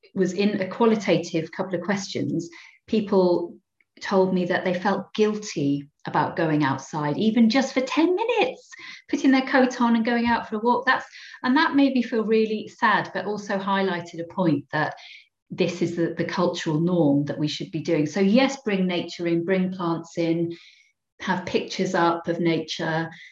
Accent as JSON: {"language": "English", "town": "Cardiff", "region": "Wales", "country": "United Kingdom", "tie": "born or raised there", "said": "I'm a real city girl. I grew up in Cardiff, in inner city Cardiff."}